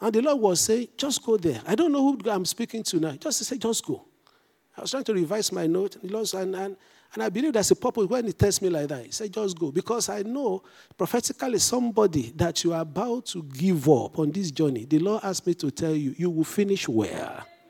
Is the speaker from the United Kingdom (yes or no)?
yes; England, United Kingdom; Since I'm English and British trained, I stay with route for R-O-U-T-E.